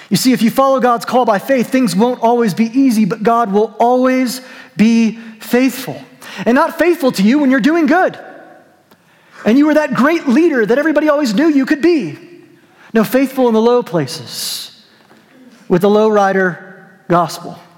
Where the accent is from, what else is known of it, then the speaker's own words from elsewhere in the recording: New Mexico, United States; I'm from New Mexico. They used to drive them through Albuquerque all the time.